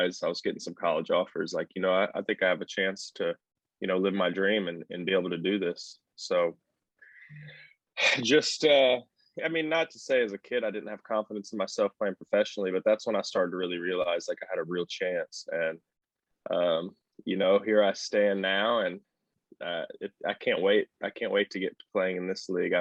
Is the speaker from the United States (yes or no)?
yes; Little Rock, Arkansas, United States; now in Fayetteville, United States; So I was born and raised in Little Rock, Arkansas. I live in Fayetteville, Arkansas now.